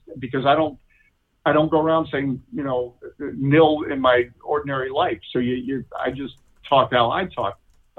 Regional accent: United States; Obviously I'm American

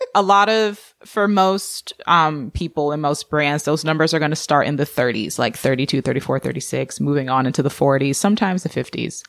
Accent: Georgia, United States; moved away; also born or lived in Orange County, California / Seattle; I grew up in Georgia

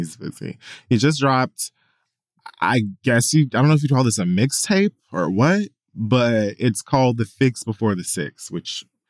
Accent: the South, United States; I'm from the South.

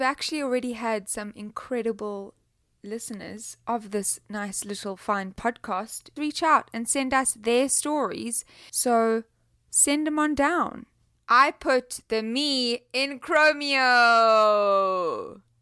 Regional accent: South Africa; I'm from South Africa

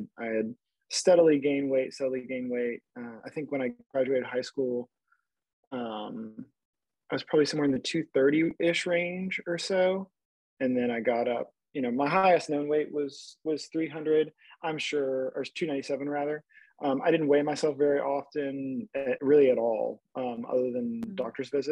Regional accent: South Louisiana, United States; I am from South Louisiana, great place to grow up

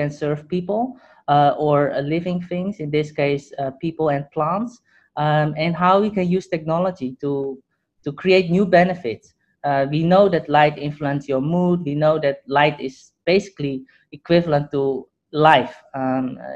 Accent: Netherlands; moved away; also born or lived in Hong Kong; I grew up in the Netherlands.

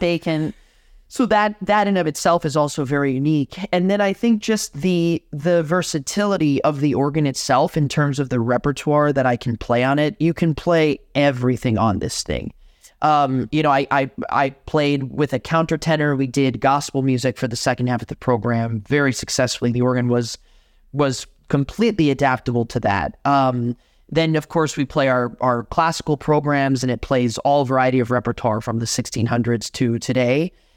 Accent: Miami, Florida, United States; born or raised there; moved away as an adult; now in Madison, United States

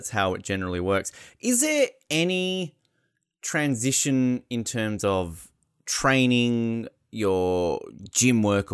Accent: Australia; moved away; also born or lived in Victoria, Canada; as an Australian

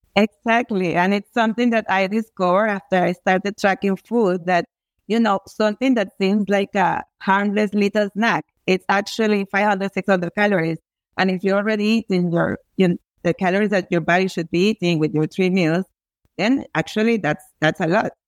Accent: Venezuela; I come from Venezuela

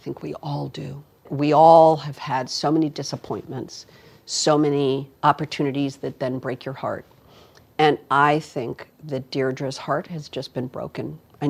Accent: Los Angeles, California, United States; This is my hometown, right here.

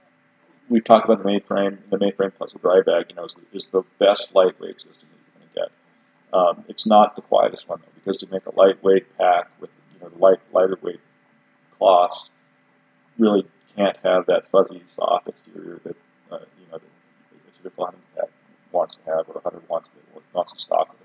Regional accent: central Idaho mountains, United States; also born or lived in Colorado; as a little kid, I grew up in Colorado, but then I grew up in the central Idaho mountains, you know, from teenage years on, and this is home for sure

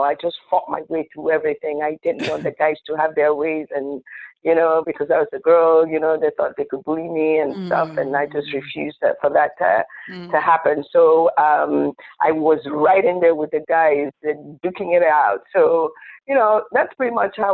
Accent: Enugu, Enugu State, Nigeria; moved away as an adult; also born or lived in Owerri, Imo State; now in United States; I was born in Enugu, and I grew up predominantly in Enugu

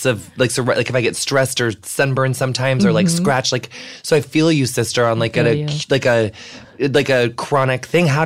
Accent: Illinois, United States; I'm from Illinois

